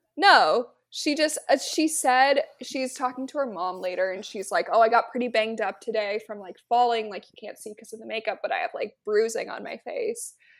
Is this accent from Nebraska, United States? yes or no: yes; Nebraska, United States; my hometown date would be going to a Nebraska football game